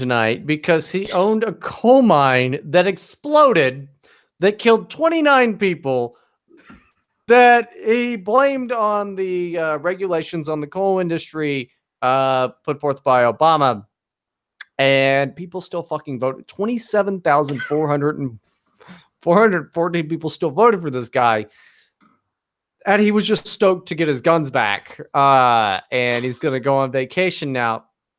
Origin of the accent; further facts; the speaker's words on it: Poca, West Virginia, United States; moved away; I grew up in West Virginia. Not out in the boonies, but I did grow up in a very small town called Poca, West Virginia, which the last time I went back is quite a lot bigger than it used to be.